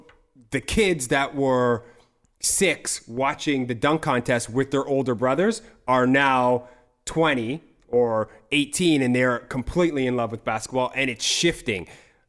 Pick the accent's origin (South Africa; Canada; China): Canada; Toronto, Ontario; I'm a Toronto boy.